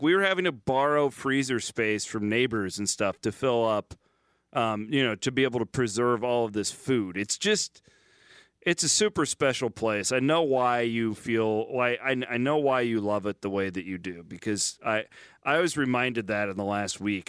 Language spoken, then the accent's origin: English; small town Iowa, United States; I won't say only small town Iowa. I think just small town USA in general, but like five thousand people in my hometown